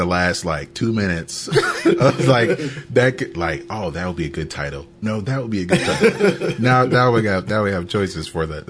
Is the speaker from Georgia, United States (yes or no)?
yes; Conyers, Georgia, United States; If people ask me where I'm from, I say Atlanta because Conyers is just too much to explain.